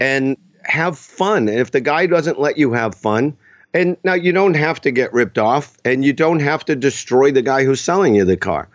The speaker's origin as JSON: {"language": "English", "town": "Boston", "region": "Massachusetts", "country": "United States", "tie": "born or raised there", "also_born_or_lived": "Los Angeles", "moved": "yes", "lives_now": "New Hampshire, United States", "said": "I grew up in Boston. I live in New Hampshire"}